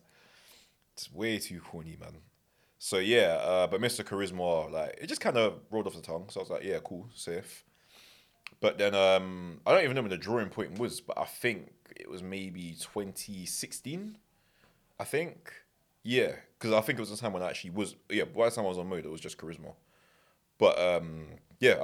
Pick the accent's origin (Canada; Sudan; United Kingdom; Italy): United Kingdom; London; I'm from Northwest, innit? And to be fair, I've not always been from North West. I was from West originally